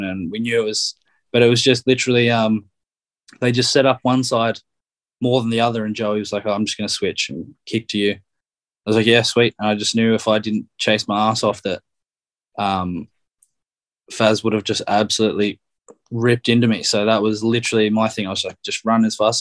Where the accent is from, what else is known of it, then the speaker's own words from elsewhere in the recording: Australia; moved away as an adult; now in Ireland; Growing up in Australia